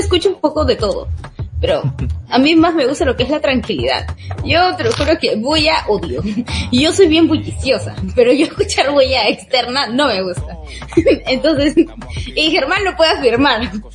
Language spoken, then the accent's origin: Spanish; Lima, Peru; yo soy de Bien Salvador, estudio en San Juan de Lurigancho